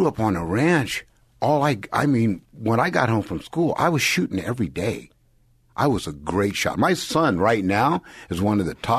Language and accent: English; San Jose, California, United States; I grew up in San Jose, California.